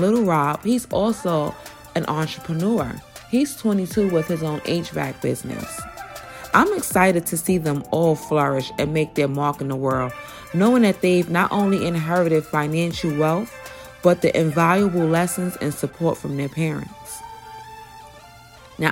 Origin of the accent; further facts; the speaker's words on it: New York City, New York, United States; I'm from Brooklyn, New York, Bed-Stuy to be exact